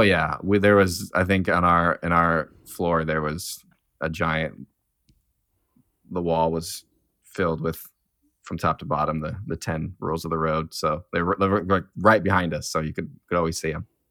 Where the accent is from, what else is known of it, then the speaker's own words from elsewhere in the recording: near South Bend, Indiana, United States; now in South Bend, United States; I'm from South Bend, um, well, I'm from a town over, but I've lived in South Bend for four or five years now